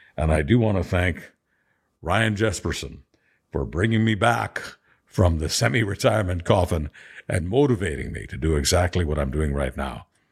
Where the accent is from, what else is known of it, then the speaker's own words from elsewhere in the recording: Montreal, Quebec, Canada; also born or lived in Budapest, Hungary; my hometown of Montreal